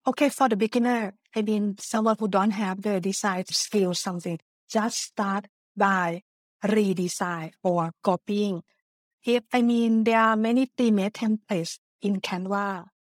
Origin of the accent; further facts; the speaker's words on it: Thailand; English is a second language; moved away as an adult; also born or lived in Japan; now in Netherlands; I was born in Thailand before moving to Japan for studying Japanese and also worked there for two years